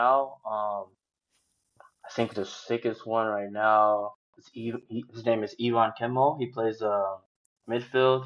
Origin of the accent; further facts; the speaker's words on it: Mesquite, Texas, United States; moved away as an adult; now in Kaiserslautern, Germany; I'm from Mesquite, Texas. People don't really know where that is, but like Dallas, Texas